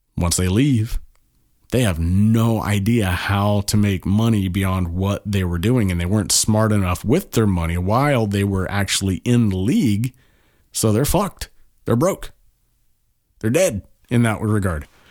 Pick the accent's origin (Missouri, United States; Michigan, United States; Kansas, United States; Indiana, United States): Kansas, United States; moved away; I'm from Kansas originally.